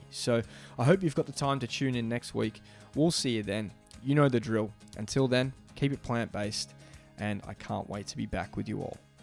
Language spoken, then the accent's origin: English; Australia; moved away; my home country of Australia